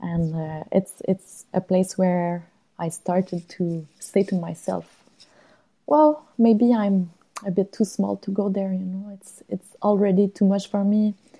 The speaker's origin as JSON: {"language": "English", "town": "Longueuil", "region": "Quebec", "country": "Canada", "tie": "born or raised there", "said": "was born uh, close to Montreal uh, in um, Longueuil, uh, south shore of Montreal. Really a quiet place, not much, um, not a lot of activities to do there uh, related to outdoors. Uh, I spent my uh, my life until I was 20."}